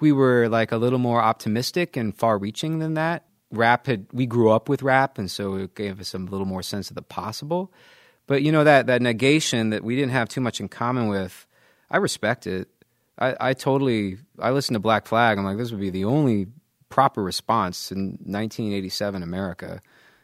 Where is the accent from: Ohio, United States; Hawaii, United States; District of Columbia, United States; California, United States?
District of Columbia, United States; Washington; I grew up in Washington, D.C., so majority black city